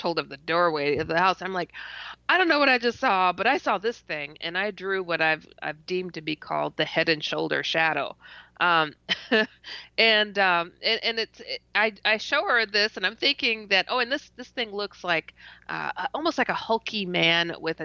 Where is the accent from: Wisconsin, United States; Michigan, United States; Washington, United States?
Wisconsin, United States; also born or lived in Iowa; I'm from Wisconsin